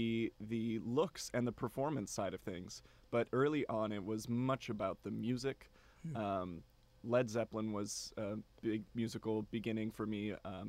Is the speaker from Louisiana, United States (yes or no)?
no; Silver Lake, Wisconsin, United States; born there; moved away as an adult; also born or lived in Milwaukee; now in Bryan, United States; I was born in Wisconsin. {S1} Okay. {S2} In a town called Silver Lake.